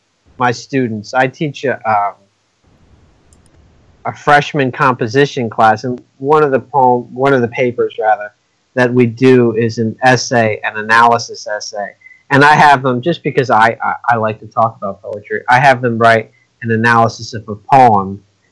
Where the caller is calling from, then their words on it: Upper Darby, Pennsylvania, United States; I'm in Upper Darby, PA.